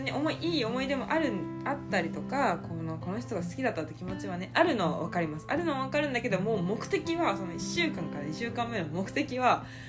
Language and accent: Japanese; Osaka, Japan; now in Tokyo, Japan; 地元大阪